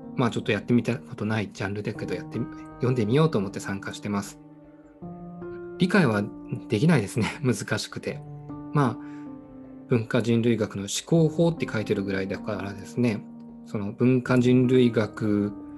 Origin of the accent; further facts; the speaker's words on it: Fukuoka, Japan; 地元福岡